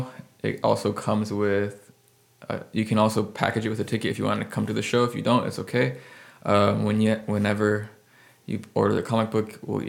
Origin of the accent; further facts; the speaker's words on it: San Antonio, Texas, United States; I moved here when I was 8. I grew up in San Antonio. I still consider myself a Texan.